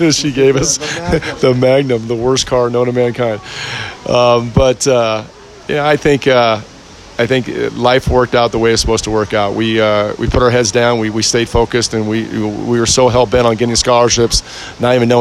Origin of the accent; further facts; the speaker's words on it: San Ramon, California, United States; We grew up in the Bay Area. We were white boys playing in San Ramon